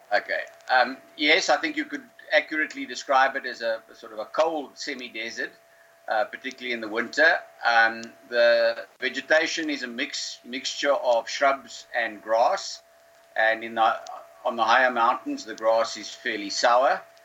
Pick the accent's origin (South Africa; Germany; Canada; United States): South Africa; Karoo; I grew up in the Karoo, um, close to where, where I'm living now.